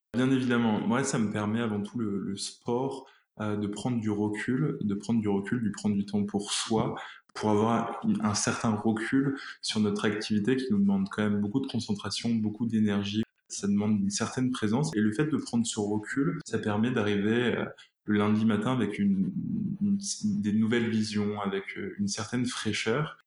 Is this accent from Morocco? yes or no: no; Réunion; moved away; Je suis originaire de l'île de la Réunion, donc je rejoindrai toute ma famille là-bas